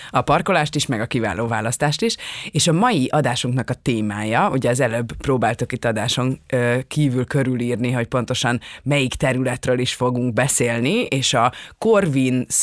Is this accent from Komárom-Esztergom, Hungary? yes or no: no; Budapest, Hungary; én ö, ott születtem a 8.